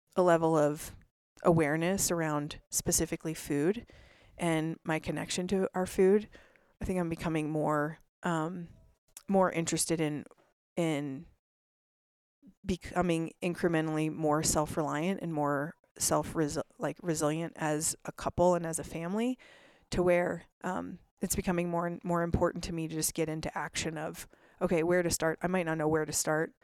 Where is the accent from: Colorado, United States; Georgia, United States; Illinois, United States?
Colorado, United States; Vail; now in Salt Lake City, United States; I grew up in a lot of snow. So I grew up in Vail, Colorado